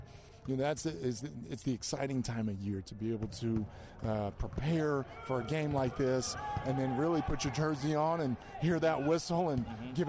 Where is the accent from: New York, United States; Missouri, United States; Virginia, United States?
Missouri, United States; Liberty; Growing up on the Missouri side in Liberty